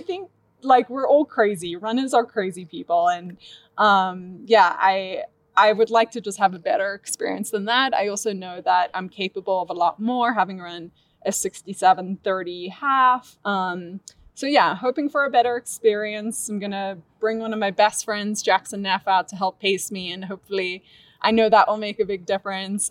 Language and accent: English; Cape Town, Western Cape, South Africa; moved away as an adult; also born or lived in Arkansas, United States; now in Boulder, United States; born and raised in Cape Town, South Africa, got a scholarship to run at the University of Arkansas.